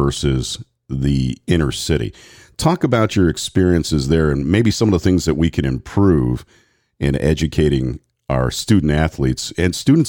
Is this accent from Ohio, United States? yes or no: yes; Cleveland, Ohio, United States; also born or lived in Columbia Station, Ohio; now in Wapakoneta, United States; growing up in Cleveland, born and raised, and moved to Columbia Station when I was 10 years old out to the country, I had the opportunity to see both sides. And living here in Wapakoneta, Ohio, since 1983